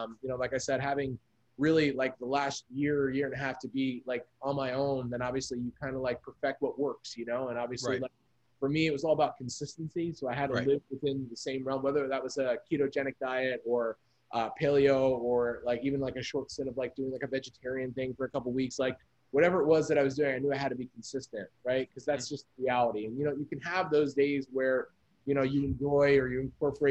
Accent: New Jersey, United States; also born or lived in New York; now in Los Angeles, United States; growing up in Jersey

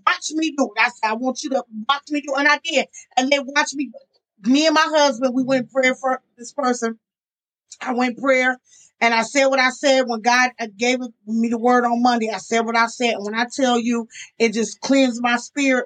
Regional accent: Jamaica; I'm Jamaican

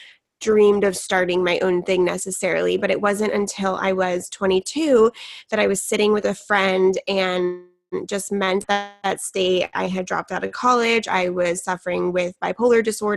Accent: San Diego, California, United States; I grew up in San Diego, California

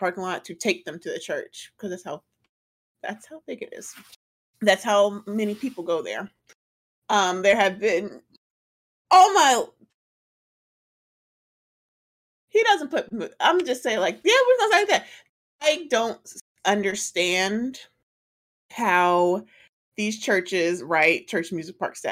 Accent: College Park, Georgia, United States; I'm from College Park

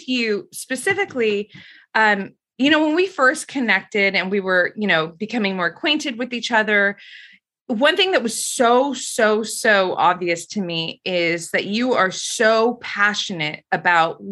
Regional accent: New York City, New York, United States; So I grew up in Queens, New York. I'm a native New Yorker, still here, gonna die here.

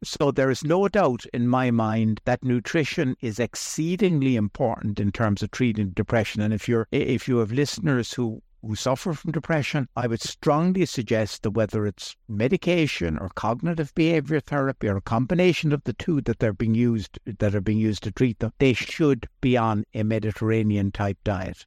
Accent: Ireland; I grew up here in Ireland

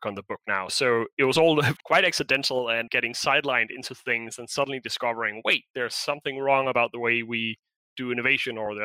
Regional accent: Denmark; moved away as an adult; I'm originally from Denmark. I've been abroad for maybe 14 years

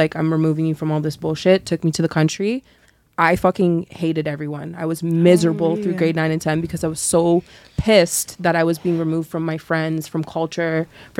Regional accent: Mississauga, Ontario, Canada; also born or lived in Waterdown, Ontario; I grew up in Mississauga and then I moved to the suburbs to Waterdown.

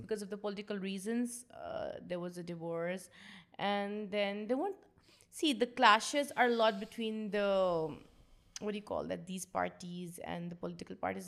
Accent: Pakistan; I'm from Pakistan

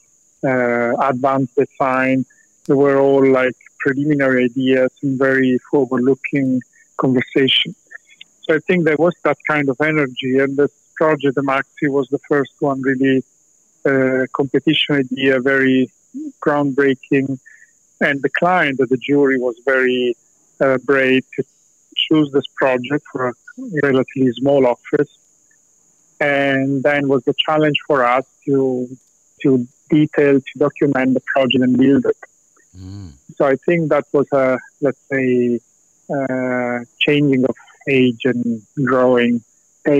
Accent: Rome, Lazio, Italy; English is a second language; moved away as an adult; also born or lived in southern Italy; now in United Kingdom; I studied in Rome and spent many, many years there. I actually born on a small town in South Italy, around 60,000 people.

